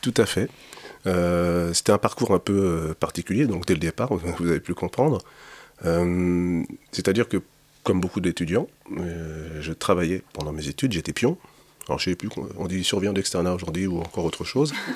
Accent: Sarcelles, Île-de-France, France; je suis né à Sarcelles

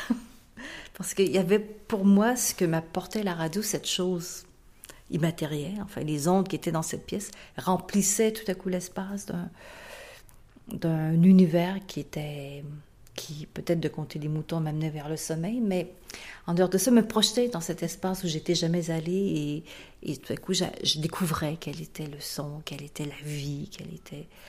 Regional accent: Canada; also born or lived in Marseille / New York; en tant que Canadien

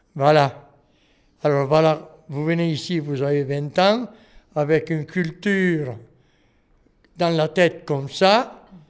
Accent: Italy; French is a second language; moved away as an adult; now in Montreuil, France; quand je suis arrivé d'Italie, j'ai habité sur le but à Morel.

